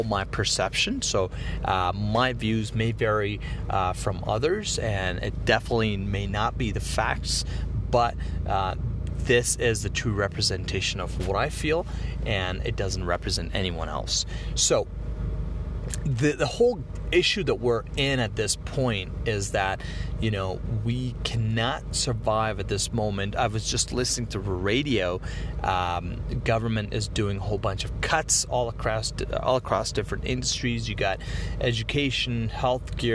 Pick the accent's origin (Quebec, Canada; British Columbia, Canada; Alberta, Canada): Alberta, Canada; also born or lived in Calgary; I am from Alberta, I reside in Calgary